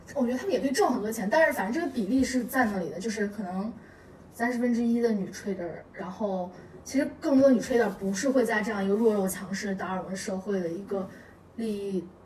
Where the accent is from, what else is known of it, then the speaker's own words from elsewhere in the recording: Altay, Xinjiang, China; moved away; 我是在一个非常小的城市长大，叫新疆阿勒泰